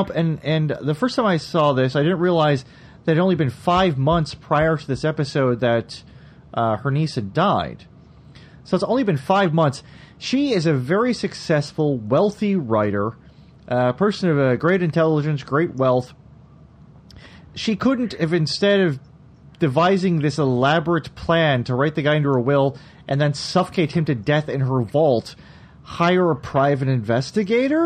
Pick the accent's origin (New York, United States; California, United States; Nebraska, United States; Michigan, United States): Michigan, United States; moved away as an adult; now in Philadelphia, United States; I'm from Michigan, but I moved to Philadelphia 11 wonderful, glorious years ago.